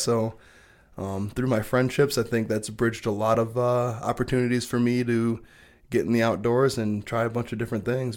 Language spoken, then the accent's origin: English; Belding, Michigan, United States; We grew up in Belding